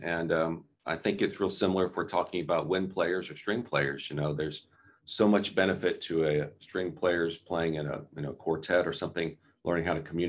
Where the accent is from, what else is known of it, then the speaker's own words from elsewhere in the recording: Alabama, United States; now in Texas, United States; I grew up in Alabama